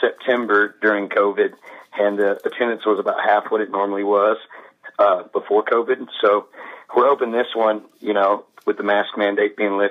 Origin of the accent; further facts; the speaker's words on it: Villa Rica, Georgia, United States; now in Utah, United States; I grew up 30 minutes west of Atlanta